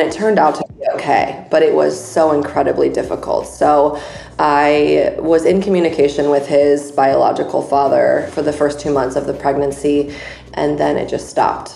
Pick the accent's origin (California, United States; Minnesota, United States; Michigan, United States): California, United States; San Diego; moved away as an adult; also born or lived in Chicago; I'm originally from San Diego, which is where I am today, but I lived in Chicago for 10 years